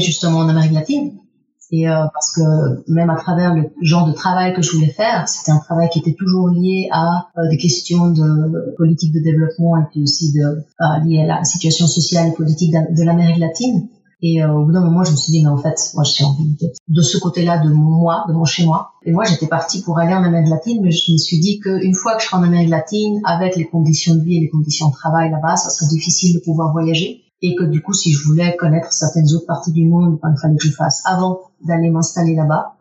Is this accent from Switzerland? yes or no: yes; Geneva, Switzerland; first language Spanish; French is a second language; moved away; j'ai grandi à Genève